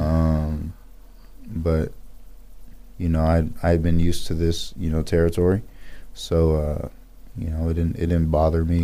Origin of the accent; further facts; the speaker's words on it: Pasadena, California, United States; moved away as an adult; also born or lived in Boise, Idaho / Atlanta, Georgia; I was born and raised in Pasadena, California